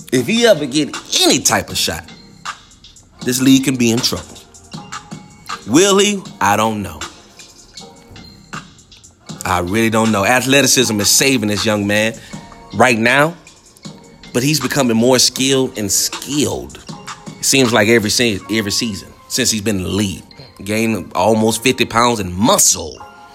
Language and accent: English; Houston, Texas, United States; I'm from Houston